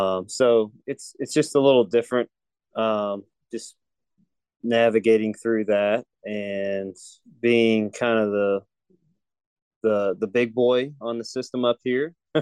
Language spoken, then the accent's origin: English; Kentucky, United States; moved away as an adult; now in Ohio, United States